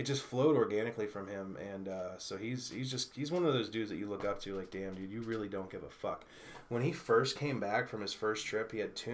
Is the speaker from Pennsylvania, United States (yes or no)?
yes; Leechburg, Pennsylvania, United States; my hometown of Leechburg